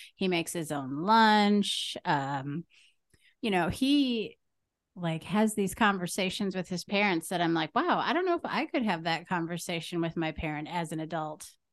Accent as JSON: {"language": "English", "town": "Green Bay", "region": "Wisconsin", "country": "United States", "said": "I'm from Green Bay"}